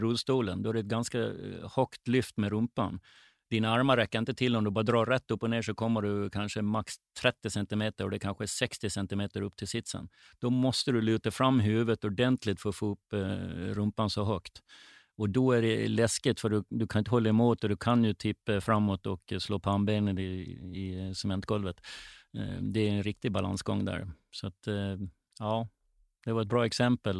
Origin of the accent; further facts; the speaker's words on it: Gotland, Sweden; now in Stockholm, Sweden; Uppväxt, född och uppväxt på Gotland med sandstränder runt hela ön